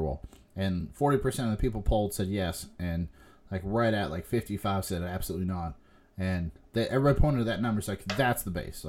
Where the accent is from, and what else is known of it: United States